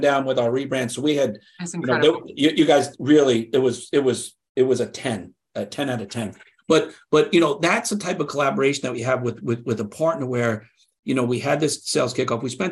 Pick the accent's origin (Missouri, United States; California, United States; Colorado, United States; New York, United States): New York, United States; I'm from New York. I grew up here